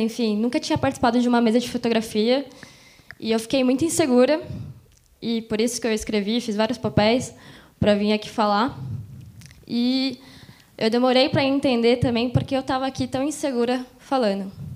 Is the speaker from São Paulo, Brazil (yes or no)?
yes; Mogi das Cruzes, São Paulo, Brazil; eu sou de Mogi, sou aqui da região